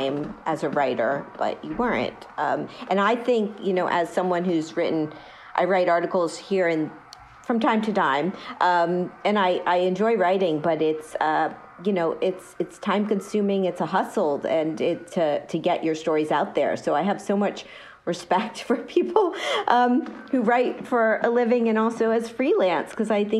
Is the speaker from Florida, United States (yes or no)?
yes; Miami, Florida, United States; moved away; I'm from Miami originally